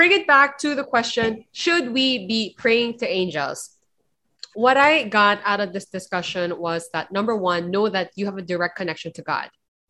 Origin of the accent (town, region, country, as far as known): Philippines